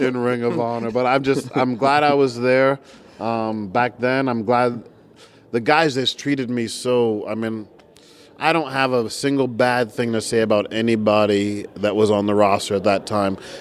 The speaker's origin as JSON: {"language": "English", "region": "New Jersey", "country": "United States", "tie": "born or raised there", "moved": "yes", "lives_now": "Tampa, United States", "said": "I am a Tampa guy. Although I was born in New Jersey"}